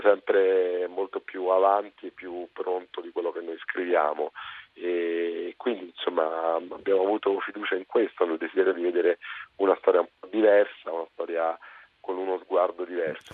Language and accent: Italian; Naples, Campania, Italy; Io sono napoletano